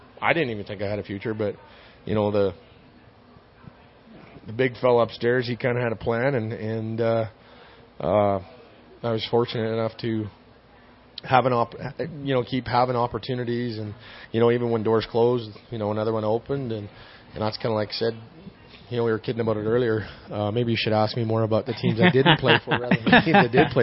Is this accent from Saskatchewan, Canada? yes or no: yes; 2 hours from Saskatoon, Saskatchewan, Canada; we're 2 hours from Saskatoon